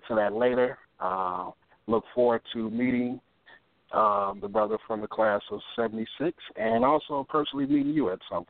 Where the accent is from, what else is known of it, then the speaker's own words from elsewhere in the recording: Chicago, Illinois, United States; growing up in South Shore